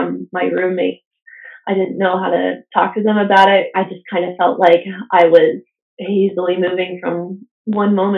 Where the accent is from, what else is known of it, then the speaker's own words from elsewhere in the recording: United States; moved away; Being an American citizen, I didn't have Canadian cell phone service.